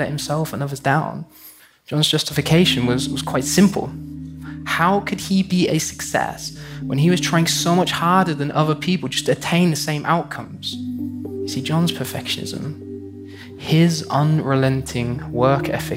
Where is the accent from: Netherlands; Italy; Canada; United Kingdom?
United Kingdom; in my home country, the United Kingdom